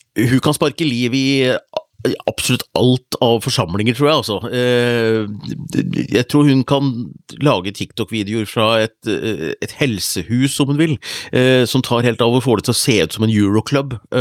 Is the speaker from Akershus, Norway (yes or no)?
no; Hunndalen, Innlandet, Norway; faren min hadde vunnet en TV på bingo hjemme i Hunndalen